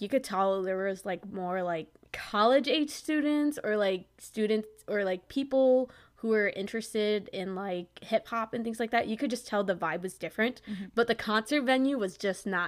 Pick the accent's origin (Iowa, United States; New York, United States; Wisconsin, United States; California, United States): Wisconsin, United States; I'm from Wisconsin